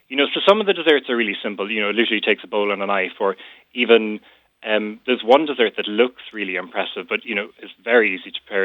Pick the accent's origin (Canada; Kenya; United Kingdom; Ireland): Ireland; North County Cork, Munster; I'm from North County Cork